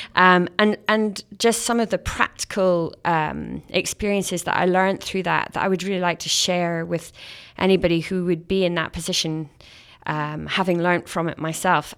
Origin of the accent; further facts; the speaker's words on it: Scotland, United Kingdom; now in Canada; as a Scottish Canadian